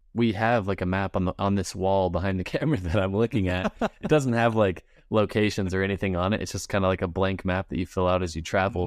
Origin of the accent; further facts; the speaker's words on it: Utah, United States; we're from Utah, we got the Great Salt Lake here